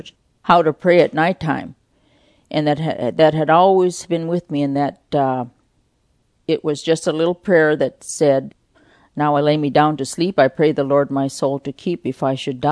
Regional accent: Unalakleet, Alaska, United States; I was born in Unalakleet, Alaska. It's just below Nome on the Norton Sound. Our life in Unalakleet was a village life.

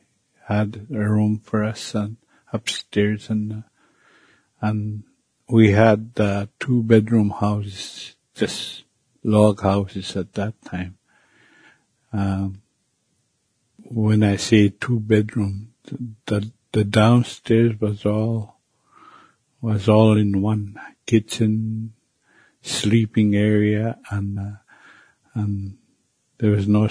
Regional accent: Canada; first language Cree; English is a second language; As a child growing up back in Sioux Lake

